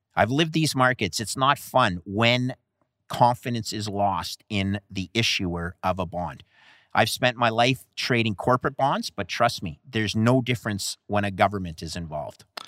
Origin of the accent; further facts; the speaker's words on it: Canada; Canada, my home country